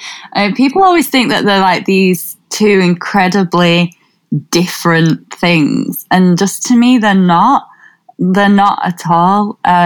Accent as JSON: {"language": "English", "town": "Wigan", "region": "North West England", "country": "United Kingdom", "said": "So, like, I'm from Wigan, or just north of Wigan, and Wigan's quite diverse."}